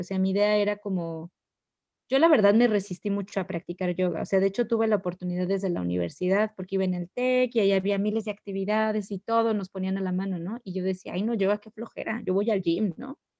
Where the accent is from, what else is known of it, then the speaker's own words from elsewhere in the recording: Ecatepec, State of Mexico, Mexico; moved away as an adult; also born or lived in Querétaro; yo nací en la Ciudad de México eh, y viví una gran parte de mi vida, bueno, pues toda mi, infancia, mi adolescencia en, la ciudad, en la plena ciudad. De hecho, eh, crecí en Ecatepec